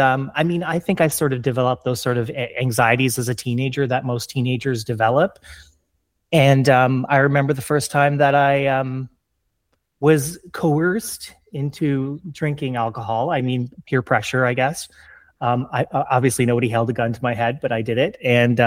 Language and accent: English; Ontario, Canada; I grew up in Canada, Southern Canada, just across the river from Detroit.